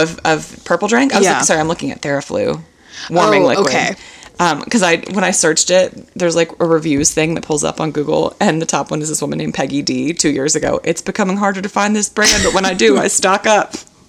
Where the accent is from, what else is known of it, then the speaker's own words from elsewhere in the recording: Houston, Texas, United States; I love my hometown. It's a beautiful culture.